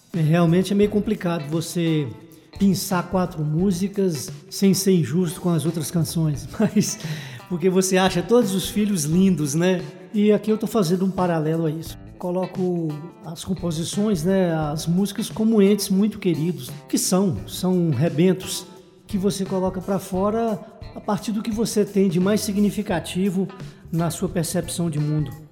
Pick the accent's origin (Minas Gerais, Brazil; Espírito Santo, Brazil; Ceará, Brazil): Minas Gerais, Brazil; Joaíma; moved away; also born or lived in Teófilo Otoni, Minas Gerais / Paraíba (father's origin); nasci no Vale do Jequitinhonha, em Juaíma, passei boa parte da minha vida na cidade de Teoflotone, no Vale do Mucuri